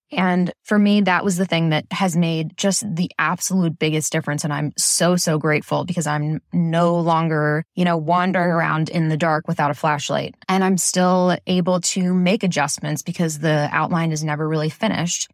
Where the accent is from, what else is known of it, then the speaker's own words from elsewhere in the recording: Philadelphia, Pennsylvania, United States; I'm from Philadelphia on the East Coast